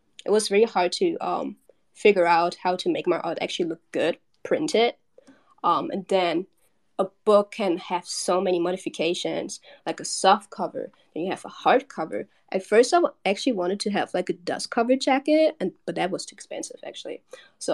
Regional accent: Germany; Well, I grew up in Germany. I was born and raised in Germany

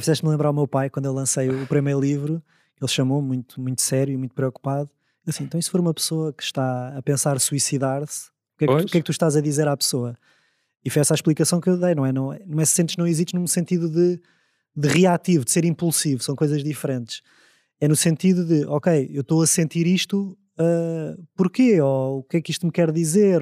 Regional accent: Amadora, Lisbon, Portugal; eu cresci na Amadora

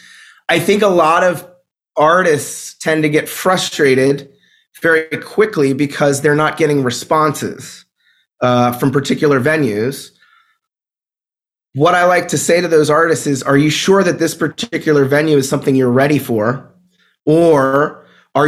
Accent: Pittsburgh, Pennsylvania, United States; also born or lived in Brooklyn, New York; now in Bay Area, United States; I grew up in Pittsburgh, Pennsylvania. I lived in Brooklyn, New York for over a decade.

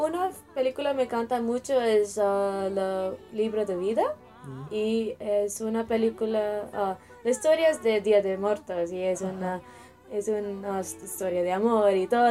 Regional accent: Chennai, Tamil Nadu, India; Spanish is a second language; Yo vivo en el sur de India, en un estado se llama Tamil Nadu. Yo vivo en la capital de estado, se llama Chennai

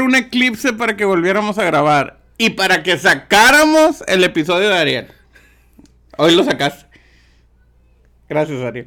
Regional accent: Mexico; yo soy de México

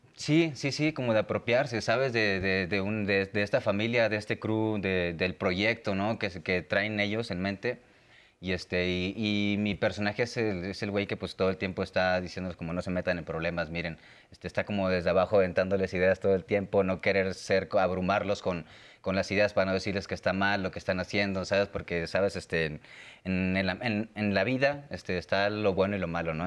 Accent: Monterrey, Nuevo León, Mexico; moved away as an adult; now in Mexico City, Mexico; Yo vivía en Monterrey, soy de Monterrey

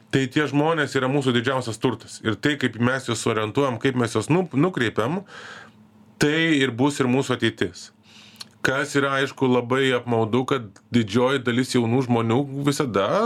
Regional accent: Lithuania

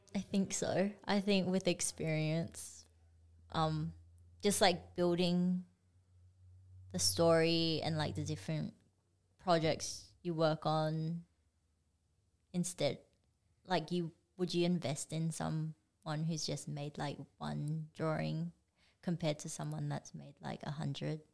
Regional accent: Perth, Western Australia, Australia; also born or lived in Singapore; we moved over here when I was like four. So I grew up in Perth and I feel like Perth is my home.

